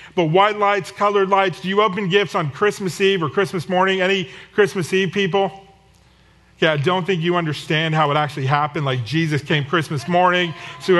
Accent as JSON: {"language": "English", "area": "the Northeast", "region": "New Jersey", "country": "United States", "moved": "yes", "said": "We're from the Northeast, and when my family gets together in New Jersey"}